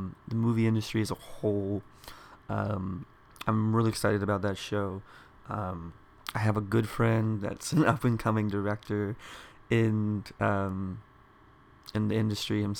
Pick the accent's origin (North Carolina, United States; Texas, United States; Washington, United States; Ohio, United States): Texas, United States; Dallas; I grew up here in the Dallas area